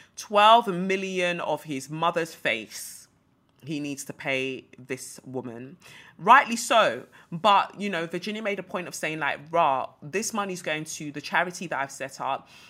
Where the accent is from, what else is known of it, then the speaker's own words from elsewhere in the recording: Nigeria; moved away; also born or lived in United Kingdom; I'm a Nigerian